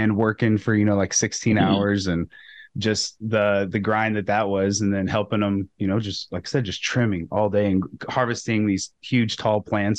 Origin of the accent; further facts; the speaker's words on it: Colorado, United States; also born or lived in Wyoming; I'm from Wyoming and Colorado, grew up as a kid in Colorado and also Wyoming. Okay. So I'm no stranger to snow.